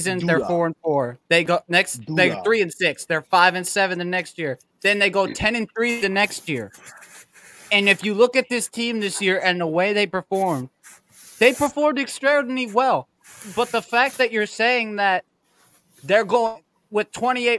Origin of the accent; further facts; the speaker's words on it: Jackson, Mississippi, United States; I'm from Jackson. I was at Jackson State